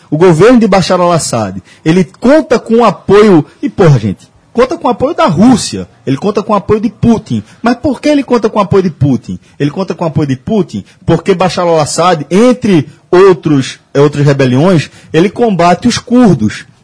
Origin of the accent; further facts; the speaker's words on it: Brazil; Sou brasileiro, pelo amor de Deus.